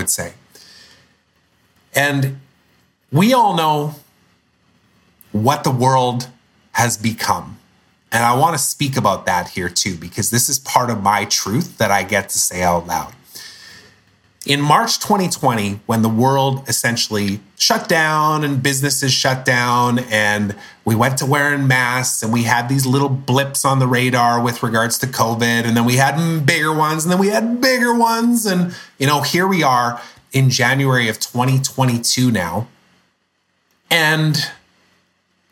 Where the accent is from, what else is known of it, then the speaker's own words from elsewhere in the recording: Canada; I'm Canadian